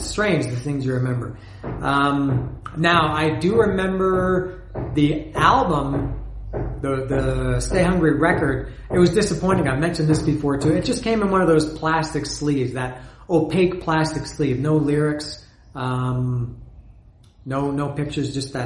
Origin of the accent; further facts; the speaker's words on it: Canada; The videos were on Much Music, not MTV, because I'm from Canada